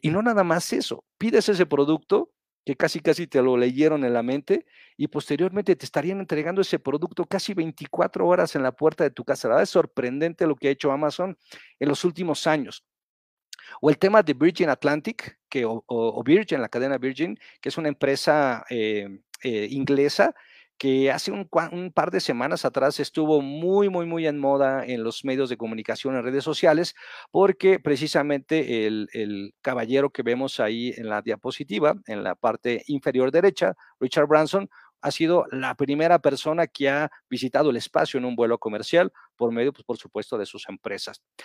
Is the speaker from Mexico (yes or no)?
yes; Mexico; nosotros como mexicanos